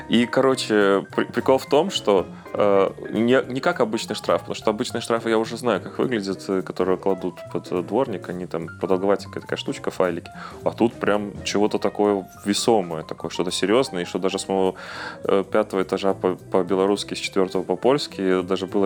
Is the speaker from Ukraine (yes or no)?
no; Belarus; я этот белорус, законопослушный, я вообще стараюсь, типа, так, чтобы не позорить там часть флага белорусского